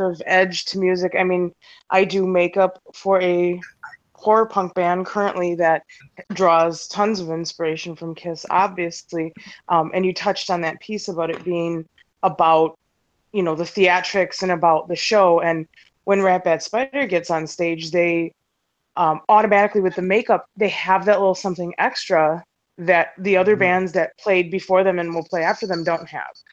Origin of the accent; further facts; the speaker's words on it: Milwaukee, Wisconsin, United States; from Milwaukee, Wisconsin.